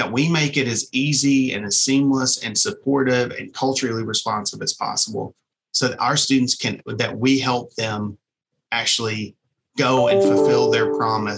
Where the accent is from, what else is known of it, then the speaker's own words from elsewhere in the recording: East Kentucky coal fields, United States; I grew up in the East Kentucky coal fields